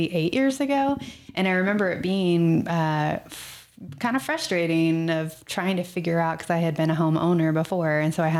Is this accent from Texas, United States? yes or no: yes; Texas, United States; moved away; I'm from Texas